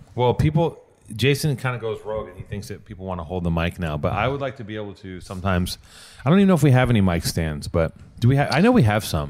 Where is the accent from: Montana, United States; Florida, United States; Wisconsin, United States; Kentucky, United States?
Wisconsin, United States; now in Los Angeles, United States; I'm from a Danish town in Wisconsin.